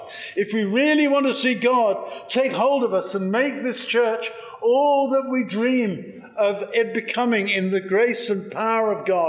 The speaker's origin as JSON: {"language": "English", "region": "England", "country": "United Kingdom", "accent": "English", "moved": "as an adult", "lives_now": "United States", "said": "I am English originally, you may have guessed. Despite 25 years living in the US, I can't lose the accent"}